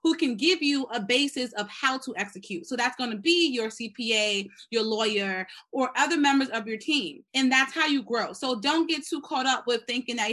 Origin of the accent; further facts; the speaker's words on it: New York City, New York, United States; I grew up in the Bronx, was raised by a mother who's pretty much a single mother